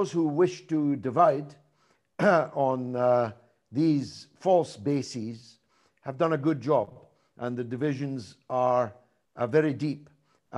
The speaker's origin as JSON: {"language": "English", "town": "Dundee", "region": "Scotland", "country": "United Kingdom", "tie": "born or raised there", "said": "my hometown club, Dundee"}